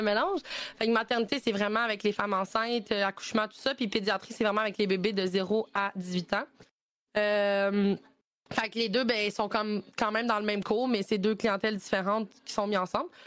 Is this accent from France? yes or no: no; Sherbrooke, Quebec, Canada; je viens de Sherbrooke puis j'ai étudié là-bas